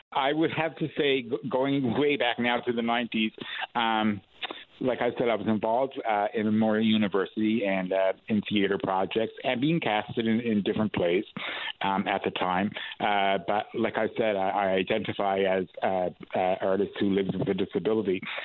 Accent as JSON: {"language": "English", "town": "St. John's", "region": "Newfoundland and Labrador", "country": "Canada", "tie": "born or raised there", "said": "I'm uh, born and bred here in the east side of St. John's, Newfoundland"}